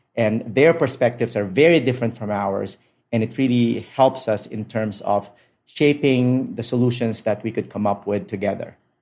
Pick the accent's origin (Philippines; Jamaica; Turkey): Philippines; Manila, Metro Manila; moved away as an adult; I was born and raised in Manila, Philippines